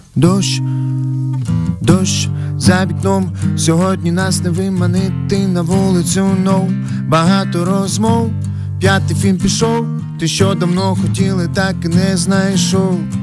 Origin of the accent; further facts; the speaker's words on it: Hostomel, Kyiv Oblast, Ukraine; ми з Гостомеля самі з Сашою.